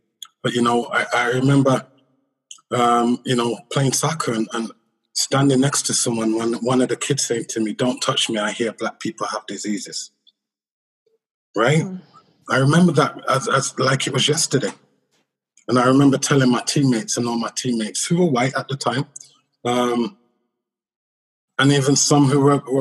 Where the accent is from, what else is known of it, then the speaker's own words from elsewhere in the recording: England, United Kingdom; I'm born and raised in England, growing up in England, you know, in the 70s and the 80s